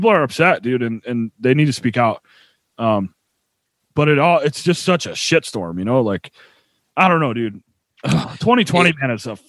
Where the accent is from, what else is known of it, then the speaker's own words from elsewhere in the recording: Buffalo, New York, United States; also born or lived in Nashville, Tennessee; Born in Nashville and I was raised in Buffalo.